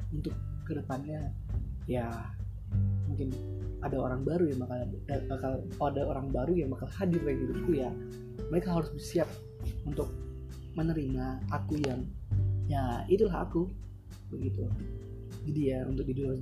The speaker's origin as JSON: {"language": "Indonesian", "town": "Batam", "region": "Riau Islands", "country": "Indonesia", "said": "karena aku dari, dari berasal dari Batam"}